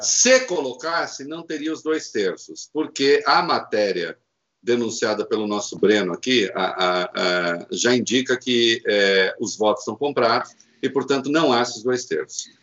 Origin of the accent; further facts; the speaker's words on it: Brazil; moved away; como se diz na minha terra, lá em Dois Corvos, no interior